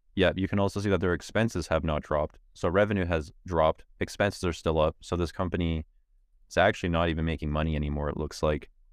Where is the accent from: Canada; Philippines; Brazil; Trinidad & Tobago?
Canada